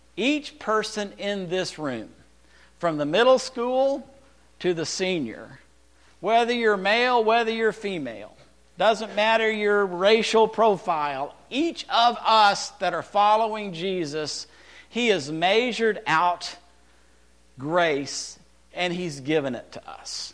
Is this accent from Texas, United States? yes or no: yes; Texas, United States; also born or lived in California; I lived in Texas. I was born in California